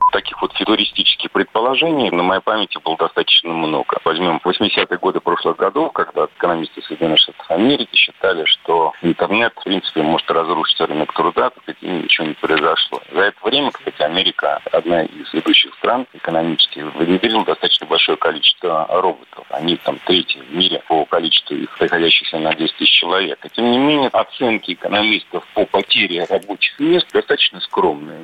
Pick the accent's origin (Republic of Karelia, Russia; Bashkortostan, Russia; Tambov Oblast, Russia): Bashkortostan, Russia; Я сам родился и вырос в Башкирии